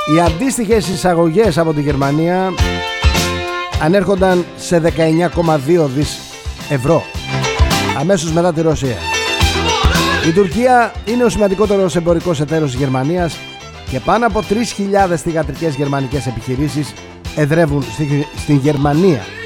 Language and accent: Greek; Greece; εμείς σαν Έλληνες